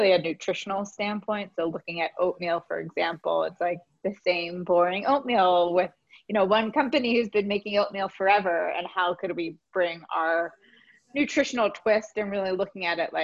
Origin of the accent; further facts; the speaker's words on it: Philadelphia, Pennsylvania, United States; moved away as an adult; also born or lived in New York; I'm from Philadelphia